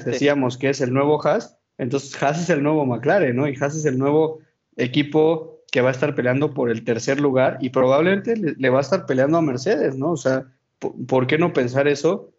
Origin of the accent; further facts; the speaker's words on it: Mexico; como mexicano